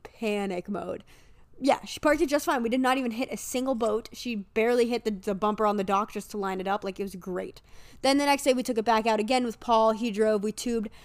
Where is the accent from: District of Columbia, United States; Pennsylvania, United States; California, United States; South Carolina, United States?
Pennsylvania, United States; Erie; I'm from Erie, and a lot of people know of me. One because my dad's the principal of the main high school here.